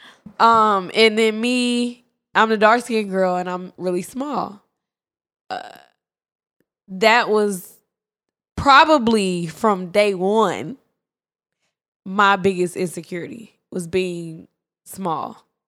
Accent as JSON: {"language": "English", "town": "Dallas", "region": "Texas", "country": "United States", "also_born_or_lived": "Prairie View / Atlanta", "said": "I'm from Dallas, whatever, and then I went to Prairie View"}